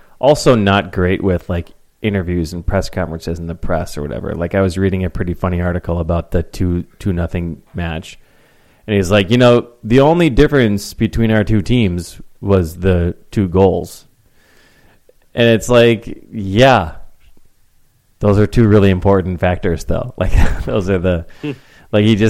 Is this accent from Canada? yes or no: no; United States; my pride as an American